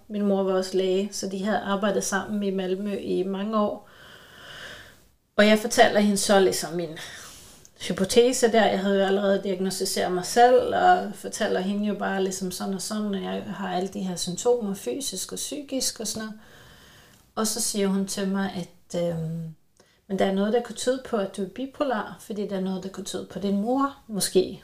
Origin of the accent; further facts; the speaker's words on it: Sweden; jeg er både svensker